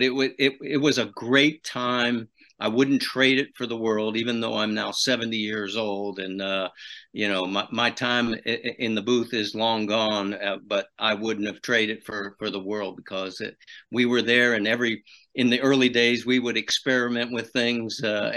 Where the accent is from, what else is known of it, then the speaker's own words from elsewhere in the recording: Harrisburg, Pennsylvania, United States; I grew up in Harrisburg, Pennsylvania.